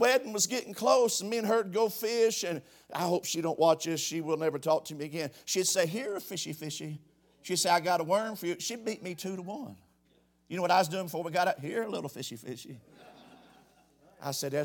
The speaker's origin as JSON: {"language": "English", "town": "Knox", "country": "United States", "said": "I'm from Knox"}